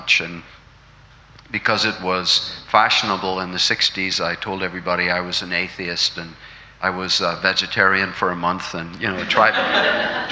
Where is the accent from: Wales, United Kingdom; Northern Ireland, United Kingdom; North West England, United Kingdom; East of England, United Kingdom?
Northern Ireland, United Kingdom; Londonderry; I was born 1954 in Londonderry, which is up in the northwest there near Donegal